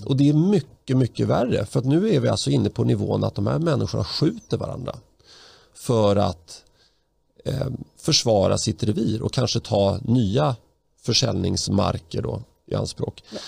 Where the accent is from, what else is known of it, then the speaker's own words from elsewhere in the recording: Stockholm, Stockholm County, Sweden; den port där jag växte upp. Jag bodde där mellan 1983 och 2008 på den lilla trivsamma gatan Erik Dahlbergs allén